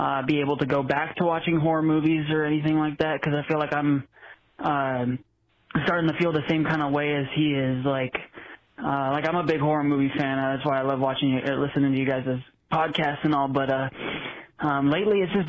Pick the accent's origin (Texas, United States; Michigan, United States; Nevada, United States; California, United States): Nevada, United States; Las Vegas; I'm 19. I'm from Las Vegas.